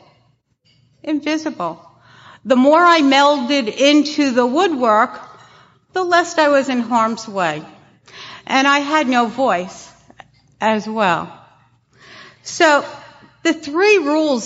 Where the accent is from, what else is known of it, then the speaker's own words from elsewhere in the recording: New York City, New York, United States; I grew up in Brooklyn, and it was a row houses, if you will, small homes